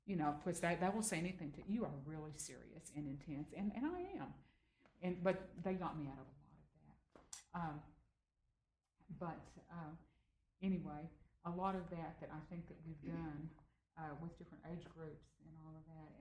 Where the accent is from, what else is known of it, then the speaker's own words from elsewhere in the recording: Austin, Texas, United States; I still sound like I came from Austin, Texas.